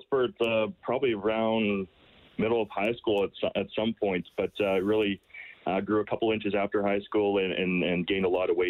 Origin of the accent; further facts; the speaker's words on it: Stettler, Alberta, Canada; So I was always able to play for directly in my hometown.